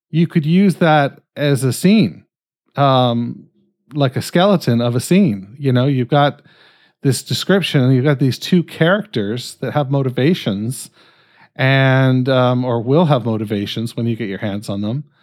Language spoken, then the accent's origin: English; Canada; I'm fucking Canadian.